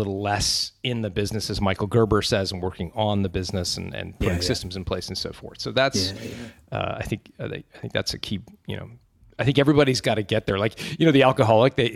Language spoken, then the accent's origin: English; Canada; accent: Canadian; moved away; also born or lived in Manuden, England; I was born in a little village called Manudin.